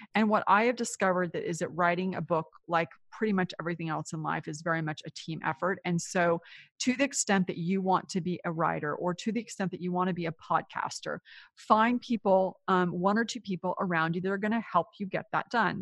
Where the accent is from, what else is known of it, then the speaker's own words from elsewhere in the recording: Silicon Valley, California, United States; moved away as an adult; also born or lived in New York; I grew up in California in what is now considered Silicon Valley